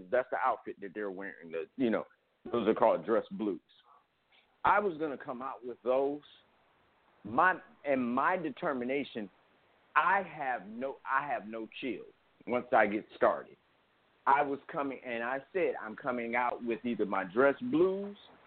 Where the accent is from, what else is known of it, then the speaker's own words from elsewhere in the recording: Cleveland, Ohio, United States; I'm from Cleveland.